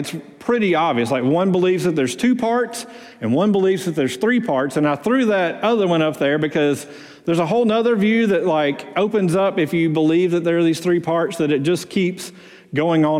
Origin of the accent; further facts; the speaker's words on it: Muscle Shoals, Alabama, United States; moved away; also born or lived in Houston, Texas; I'm originally from Muscle Shoals